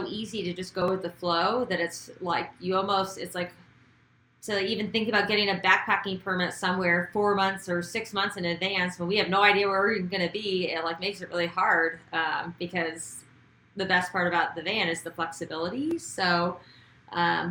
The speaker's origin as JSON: {"language": "English", "region": "Idaho", "country": "United States", "tie": "born or raised there", "said": "I grew up in Idaho"}